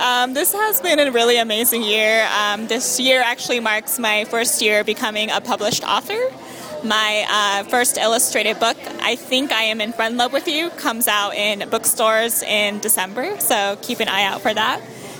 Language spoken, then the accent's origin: English; Orange County, California, United States; also born or lived in Los Angeles; I was born and bred in Orange County, and I went to university in Los Angeles, so I've been in SoCal my whole life.